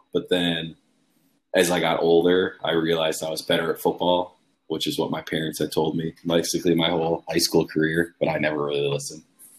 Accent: Esko, Minnesota, United States; Esko is a really small town. It's about 10 miles south of Duluth. Not much goes on there.

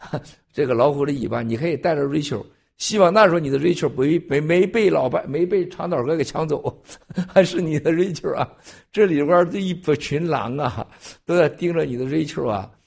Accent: China; 咱们大陆人一说就是，咱中国人是爱以情动人，然后以情骗人，然后以眼泪表达感动，然后以眼泪骗取金钱、骗取感情。

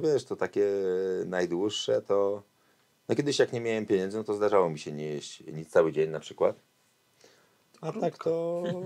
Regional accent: Warsaw, Masovian Voivodeship, Poland; also born or lived in Kraków; a ja, mówię, z Warszawy

